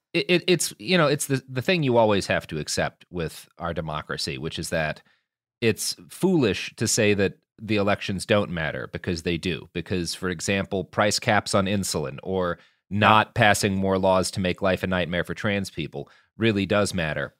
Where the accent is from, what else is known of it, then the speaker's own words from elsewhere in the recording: Texas, United States; as a Texan